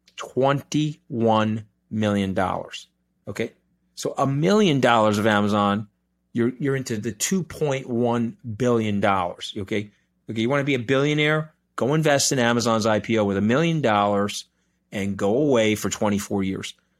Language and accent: English; New York, United States; I'm a New Yorker